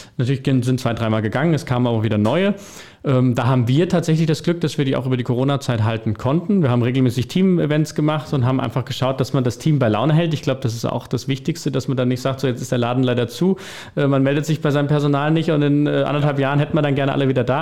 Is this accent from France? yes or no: no; Lauterbach, Hesse, Germany; moved away as an adult; also born or lived in Frankfurt / Wiesbaden; Wir sind junge Leute, wir kommen aus Lauterbach, sind wieder zurück. Also ich war auch lange in Frankfurt, ich habe in Wiesbaden gewohnt. Mich hat es dann auch wieder in die Heimat, in den Vogelsberg verschlagen